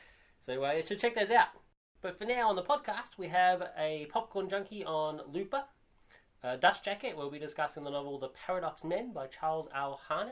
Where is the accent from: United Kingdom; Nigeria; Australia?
Australia; I'm Australian